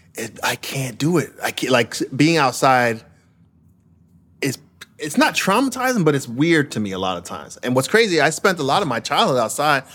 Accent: Brentwood, New York, United States; also born or lived in Queens, New York; growing up in Brentwood, Long Island, and Queens

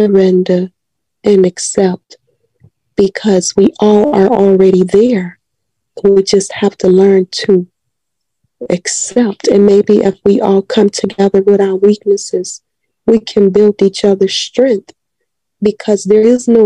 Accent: Chicago, Illinois, United States; I grew up in Chatham on 81st and Langley

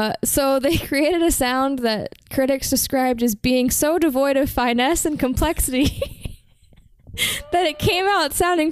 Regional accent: United States; I'm American.

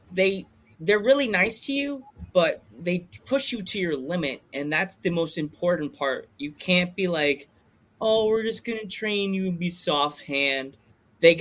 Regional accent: Pennsylvania, United States; my home state, my keystone state of Pennsylvania

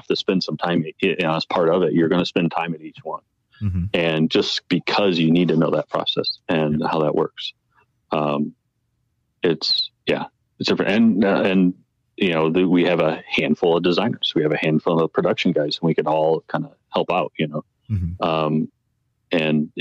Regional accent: Midwest, United States; now in Colorado, United States; I grew up in the Midwest

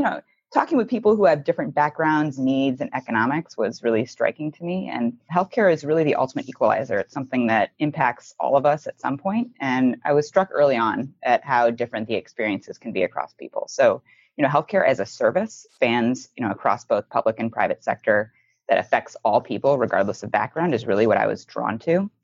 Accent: just outside of Cleveland, Ohio, United States; I grew up just outside of Cleveland, Ohio, in a family that valued hard work and public service

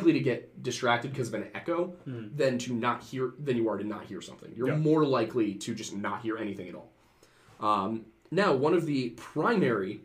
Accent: Pennsylvania, United States

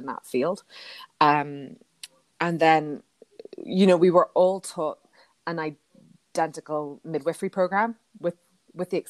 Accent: Ireland; moved away as an adult; now in New York, United States; I come from Ireland

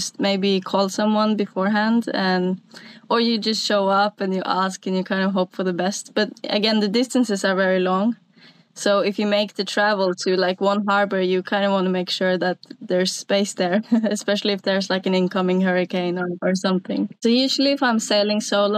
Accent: Sunnmøre, Møre og Romsdal, Norway; English is a second language; moved away as an adult; now in Finnmark, Norway; I'm originally from Norway, but I grew up a little bit further south on a piece of coast that's called Sunnmøre

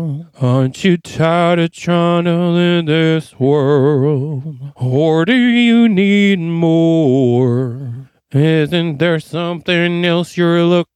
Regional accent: New York, United States; Sorry, I'm from New York.

